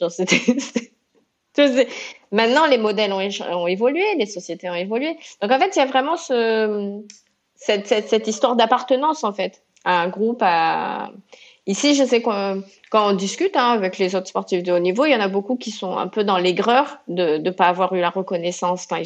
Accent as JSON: {"language": "French", "region": "Réunion", "country": "France", "moved": "yes", "lives_now": "Marseille, France", "said": "quand on est réunionnaise, on arrive à, Marseille dans les années 90"}